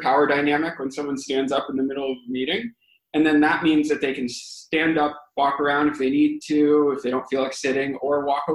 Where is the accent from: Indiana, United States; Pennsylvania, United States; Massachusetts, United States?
Massachusetts, United States; Boston; I'm from Boston